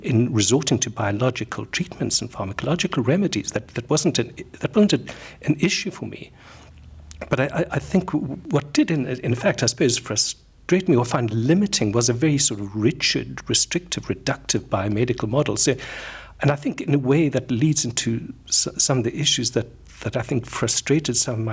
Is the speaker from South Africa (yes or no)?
yes; South Africa; moved away as an adult; also born or lived in London, United Kingdom / Cape Town, South Africa; I am South African. I trained as a medical doctor in Cape Town in South Africa.